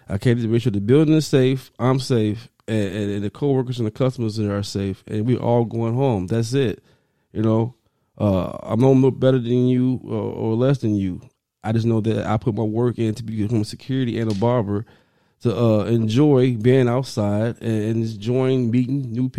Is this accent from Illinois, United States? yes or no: yes; Chicago, Illinois, United States; West Side, baby.